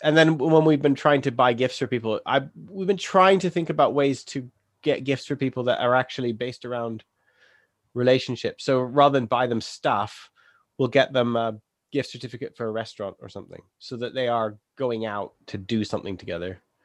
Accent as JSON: {"language": "English", "region": "England", "country": "United Kingdom"}